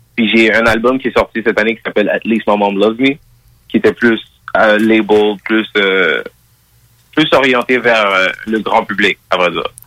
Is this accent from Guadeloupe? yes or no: no; Montreal, Quebec, Canada; born and raised, Montréal. Euh, je suis né à l'hôpital Rosemont